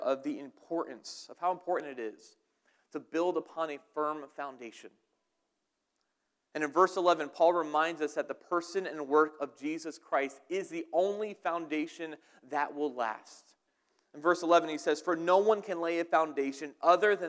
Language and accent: English; New Jersey, United States; also born or lived in Dunmore, Pennsylvania; now in Pennsylvania, United States; I'm from New Jersey.